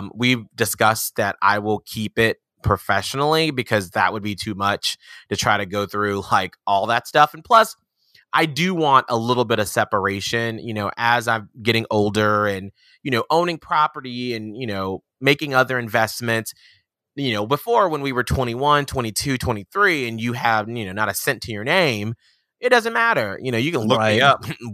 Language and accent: English; Atlanta, Georgia, United States; I'm from Atlanta, Georgia